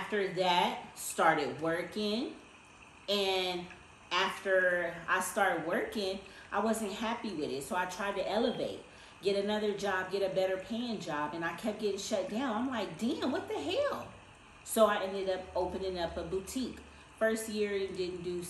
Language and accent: English; Inglewood, California, United States; I'm from Inglewood, California, okay? Grew up in Inglewood on 104th and Darby